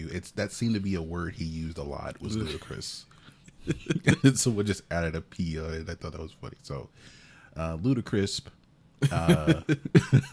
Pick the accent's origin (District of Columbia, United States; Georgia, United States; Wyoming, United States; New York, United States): Georgia, United States; Augusta; I grew up in Augusta